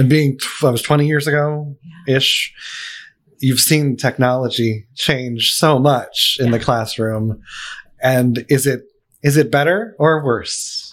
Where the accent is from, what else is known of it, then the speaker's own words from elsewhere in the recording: Allentown, Pennsylvania, United States; I'm from Pennsylvania Where? too, Allentown.